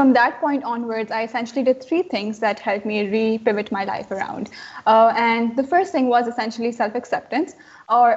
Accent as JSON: {"language": "English", "town": "Karachi", "region": "Sindh", "country": "Pakistan", "tie": "born or raised there", "said": "I was stuck in Karachi, my hometown"}